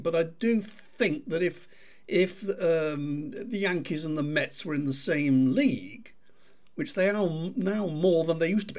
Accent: Manchester, North West England, United Kingdom; I grew up in Manchester.

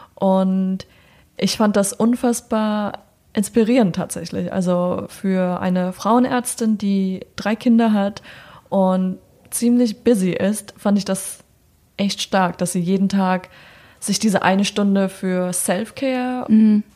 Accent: Germany; also born or lived in New York; now in Berlin, Germany; Deutsche sein in Deutschland

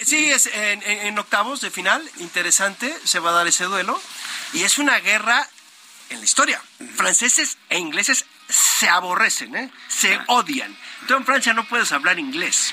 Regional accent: Mexico; los mexicanos pensamos que con el fútbol vamos a hacer algo

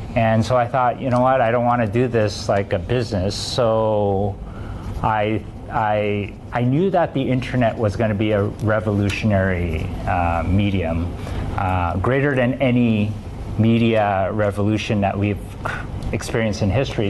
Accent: Vancouver, British Columbia, Canada; I'm from Vancouver, Canada

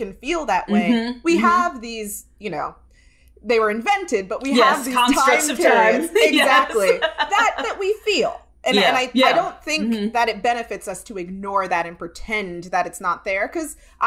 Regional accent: New York City, New York, United States; I'm from Brooklyn

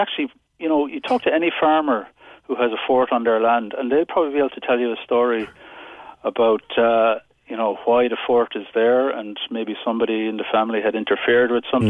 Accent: Ireland; it's a very important part of our identity, I suppose, as Irish people, you know.

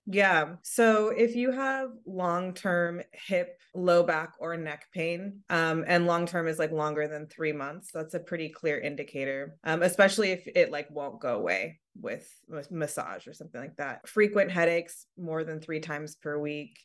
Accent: San Diego, California, United States; I grew up in San Diego, which is Southern California.

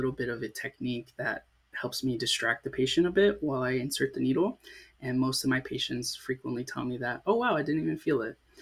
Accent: Sarasota, Florida, United States; also born or lived in South Texas; I grew up in a town called Sarasota

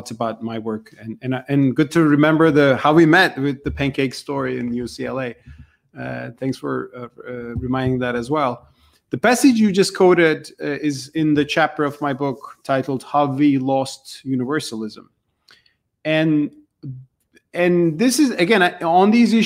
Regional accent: Turkey; I grew up with this in Turkey

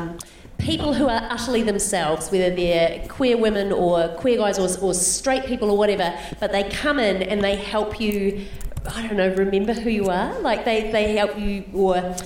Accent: New Zealand; moved away as an adult; now in Australia; when I moved to Australia, I'd always make a joke about being a New Zealander

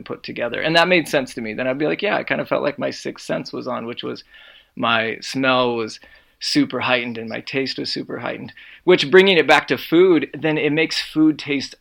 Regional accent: Iowa, United States; I grew up in Iowa.

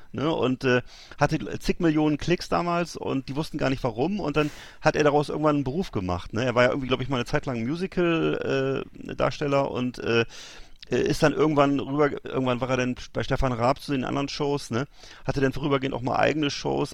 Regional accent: Germany; bei uns in Deutschland

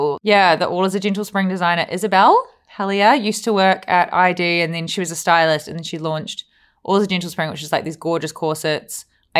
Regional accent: New Zealand; Win Hamlin has been not just saying this because I'm a Kiwi.

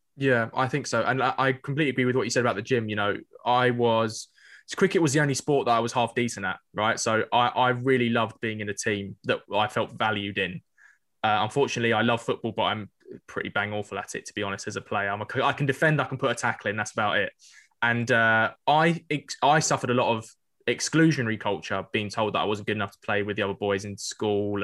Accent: London, United Kingdom; growing up in North East London

